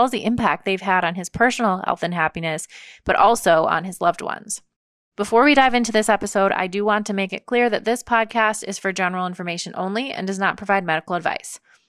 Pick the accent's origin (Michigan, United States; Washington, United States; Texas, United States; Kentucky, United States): Michigan, United States; I grew up in Michigan